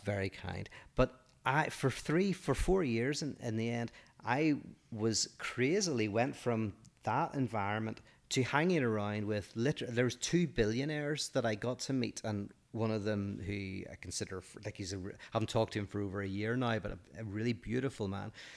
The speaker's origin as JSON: {"language": "English", "region": "Northern Ireland", "country": "United Kingdom", "said": "I'm from Northern Ireland"}